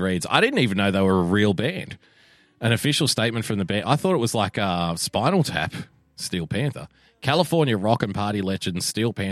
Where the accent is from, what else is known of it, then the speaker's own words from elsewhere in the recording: Australia; even as an Australian